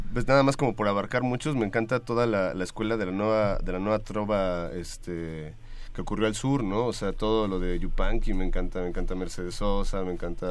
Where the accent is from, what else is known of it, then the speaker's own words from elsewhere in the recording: Apatzingán, Michoacán, Mexico; moved away as an adult; now in Mexico City, Mexico; nací en Apatzingán, Michoacán, en la zona de Tierra Caliente del estado y llevo ya pues varios años, como cerca de tal vez 12 años viviendo en la Ciudad de México